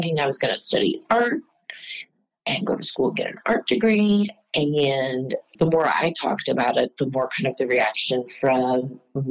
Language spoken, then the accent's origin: English; Midwest, United States; moved away as an adult; also born or lived in St. Louis, Missouri / Illinois / West Coast / New York; now in Houston, United States; I grew up in the Midwest